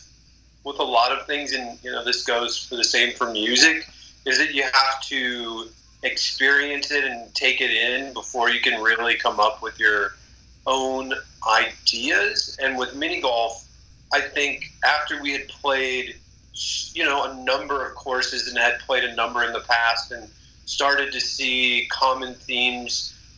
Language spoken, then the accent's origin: English; Minnesota, United States; I grew up in Minnesota playing in the northwestern suburbs